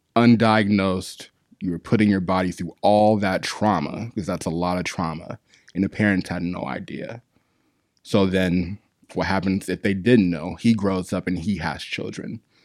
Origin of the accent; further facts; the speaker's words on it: Arizona, United States; now in Long Beach, United States; I'm from Arizona